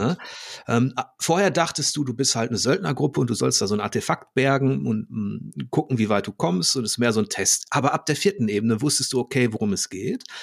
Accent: Germany; als Deutscher

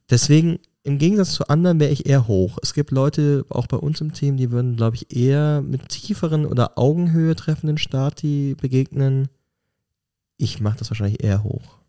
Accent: Germany; moved away as an adult; now in Switzerland; ich als Deutscher, der vor 20 Jahren in die mhm. Schweiz gekommen ist

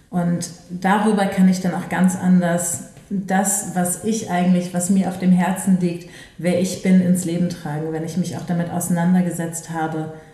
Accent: Düsseldorf, North Rhine-Westphalia, Germany; Aber ich komme aus Düsseldorf und die Volkwang ist halt in Essen.

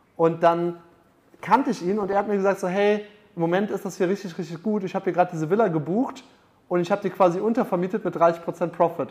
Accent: Munich, Bavaria, Germany; moved away; ich komme aus München

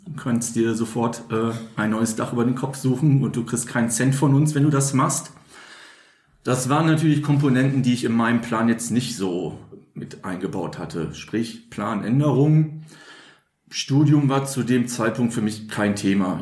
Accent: Münster, North Rhine-Westphalia, Germany; in meinem Heimatort Münster, Nordrhein-Westfalen

